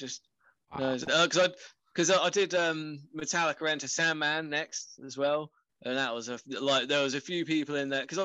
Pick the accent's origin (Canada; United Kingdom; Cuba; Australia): United Kingdom; England; being English